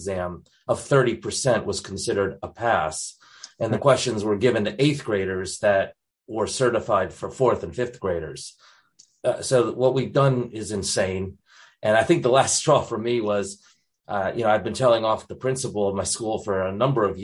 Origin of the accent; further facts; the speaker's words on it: Connecticut, United States; moved away as an adult; also born or lived in North Carolina, United States; now in Christchurch, New Zealand; I was born up in Connecticut. So I spent some time up in the very liberal state of Connecticut